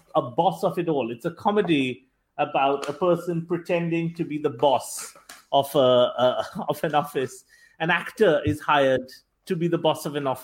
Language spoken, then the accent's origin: English; Kolkata, West Bengal, India; also born or lived in United Kingdom; Calcutta, which is my hometown